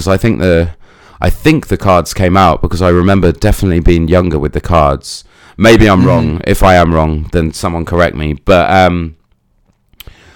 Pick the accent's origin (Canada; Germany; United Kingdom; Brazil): United Kingdom; I'm British